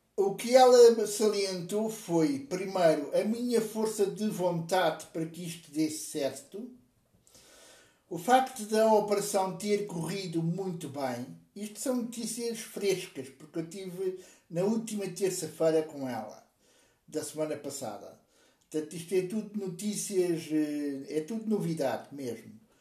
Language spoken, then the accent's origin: Portuguese; Portugal; also born or lived in Lisbon; eu sou português, eu vivo em Portugal, vivo na bonita cidade de Lisboa